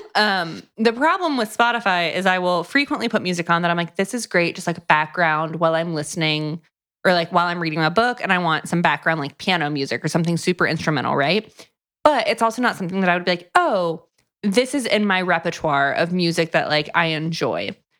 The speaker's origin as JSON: {"language": "English", "town": "Tampa", "region": "Florida", "country": "United States", "tie": "born or raised there", "moved": "yes", "said": "I grew up coastal."}